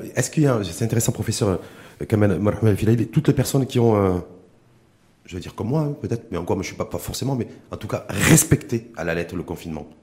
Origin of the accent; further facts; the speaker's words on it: Morocco; chez nous au Maroc